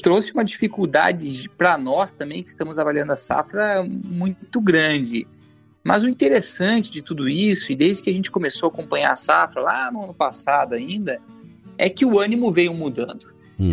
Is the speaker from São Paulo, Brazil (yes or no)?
no; Campos Novos, Santa Catarina, Brazil; Sou de Campos Novos, oeste do estado, terra de produção de semente de soja.